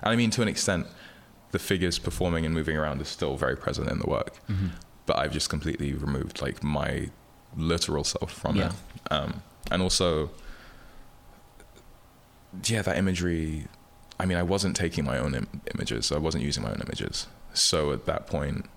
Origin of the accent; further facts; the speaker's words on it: London, United Kingdom; moved away as an adult; now in United States; growing up in London and being asked, like, where are you really from?